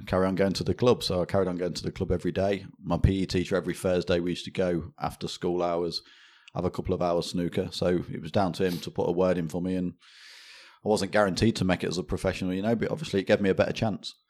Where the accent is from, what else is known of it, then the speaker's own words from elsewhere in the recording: Leicester, East Midlands, United Kingdom; born and bred in Leicester